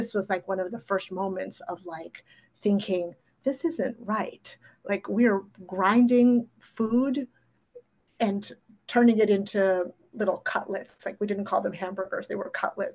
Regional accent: New York City, New York, United States; first language Ukrainian; English is a second language; it's New York City, you know, I'm growing up in the 70s.

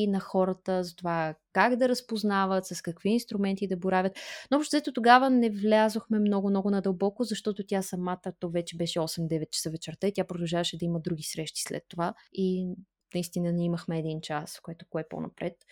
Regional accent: Bulgaria; ние като българи сме натурално мнителни.

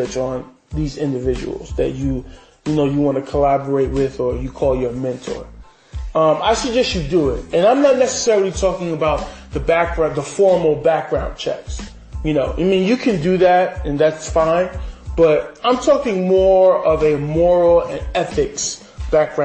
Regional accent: New York City, New York, United States; me as a New Yorker

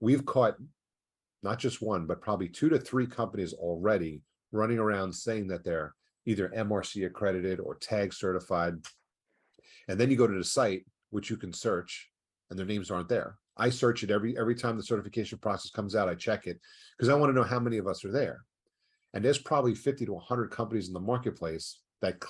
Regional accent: New York, United States; I'm originally from New York

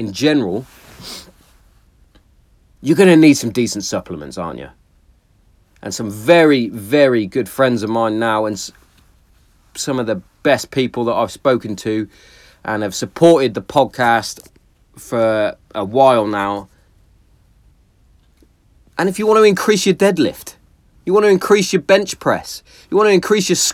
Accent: Hereford, West Midlands, United Kingdom; my hometown of Hereford

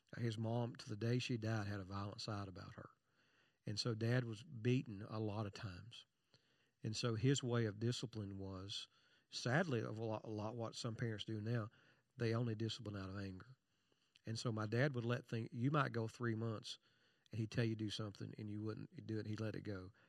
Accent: Eastern Kentucky, United States; I was born in Eastern Kentucky

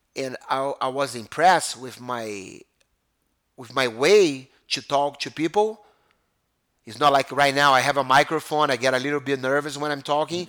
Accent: Brazil; moved away as an adult; now in United States; growing up in Brazil was amazing

